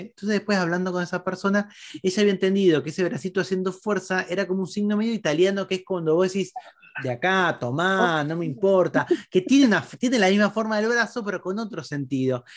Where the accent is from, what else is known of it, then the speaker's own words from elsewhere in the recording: Argentina; Nosotros en Argentina